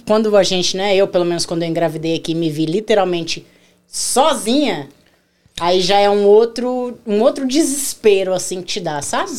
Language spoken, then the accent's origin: Portuguese; Rondônia, Brazil; also born or lived in Curitiba, Paraná; now in United States; Eu sou curitibana. Nascida em Curitiba, mas criada em Rondônia